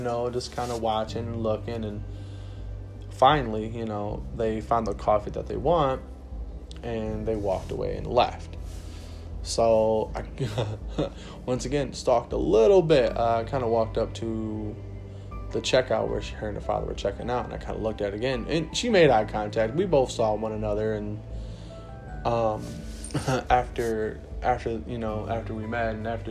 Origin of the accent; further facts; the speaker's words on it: Rockford, United States; I was from Rockford.